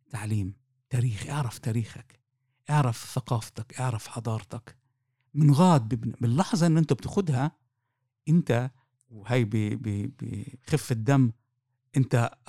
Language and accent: Arabic; Palestine; وانا مش مدني وانا مش جبهه وانا مش انا فلسطيني